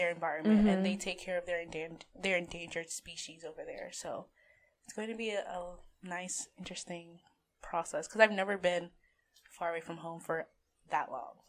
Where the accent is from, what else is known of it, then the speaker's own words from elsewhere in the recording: New York City, New York, United States; moved away as an adult; now in Albany, United States; I'm from New York City, from the Bronx.